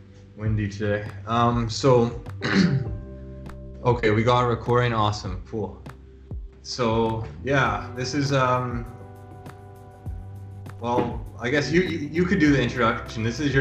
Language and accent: English; Toronto, Ontario, Canada; I'm from Toronto. I bit about myself is I graduated U of T, University of Toronto, in math